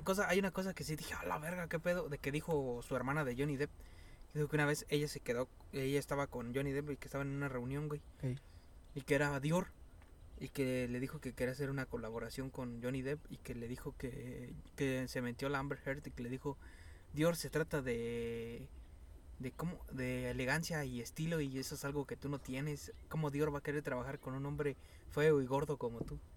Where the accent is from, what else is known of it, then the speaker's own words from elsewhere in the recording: Mexico; como buenos mexicanos volteamos para los dos lados